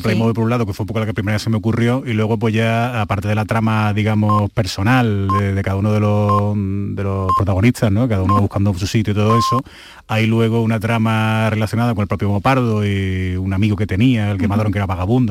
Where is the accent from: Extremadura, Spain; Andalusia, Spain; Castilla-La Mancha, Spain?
Andalusia, Spain; Seville; yo soy de Sevilla